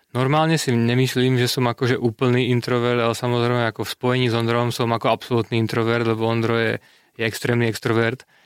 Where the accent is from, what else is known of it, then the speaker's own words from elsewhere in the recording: Slovakia; moved away as an adult; now in Czech Republic; ja som Slovák